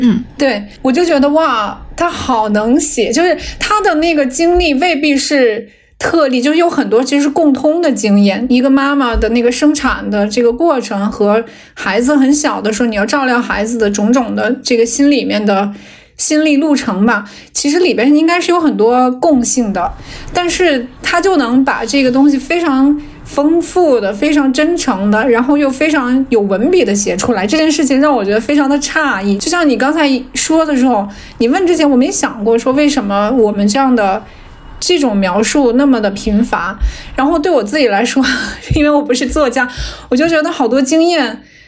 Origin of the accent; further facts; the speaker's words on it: Hunan, China; moved away; also born or lived in Seattle, United States; 我是老家湖南，我是老家湖南，是很多洪水的